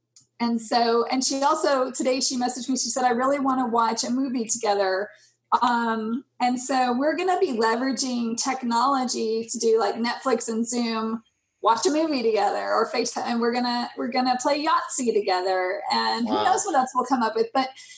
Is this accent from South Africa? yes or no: no; Germany; born there; also born or lived in Denmark; I mean, I lived in Denmark. I was born in Germany. I have friends and family all over the world.